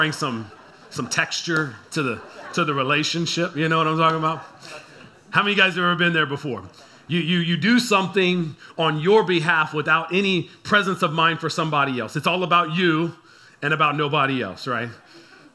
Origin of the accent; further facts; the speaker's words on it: San Antonio, Texas, United States; I'm from San Antonio